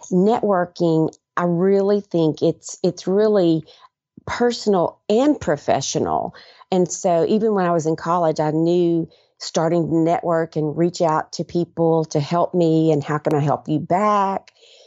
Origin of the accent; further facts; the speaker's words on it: Arkansas, United States; now in Alabama, United States; So I came from Arkansas to Alabama.